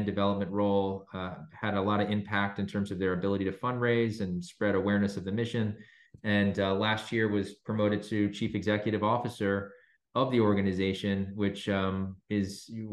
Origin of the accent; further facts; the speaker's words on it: the New York area, United States; I'm actually from the New York area, born and raised